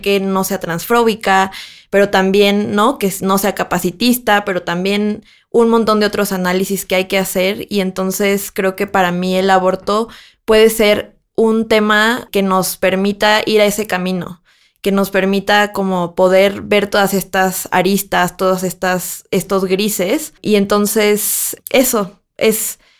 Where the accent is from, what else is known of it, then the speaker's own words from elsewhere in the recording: Mexico; now in Mexico City, Mexico; yo soy de una ciudad que no es la Ciudad de México, yo crecí ahí y entonces para mí era como muy transgresor pensar que cuando yo me mudé a la Ciudad de México